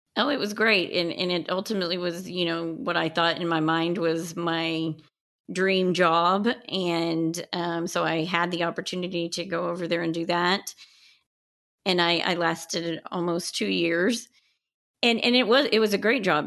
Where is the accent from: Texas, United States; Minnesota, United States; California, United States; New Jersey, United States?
Texas, United States; West; also born or lived in Colorado / Houston; I am originally from Colorado, but I grew up in West Texas